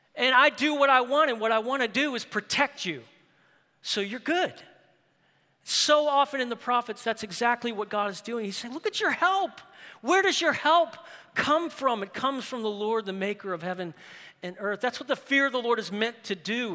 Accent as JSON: {"language": "English", "town": "New Orleans", "region": "Louisiana", "country": "United States", "tie": "born or raised there", "said": "New Orleans. That's my hometown"}